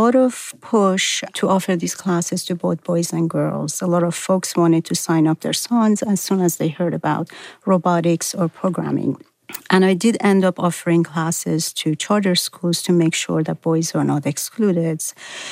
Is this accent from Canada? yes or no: no; Iran; now in Boston, United States; I was from Iran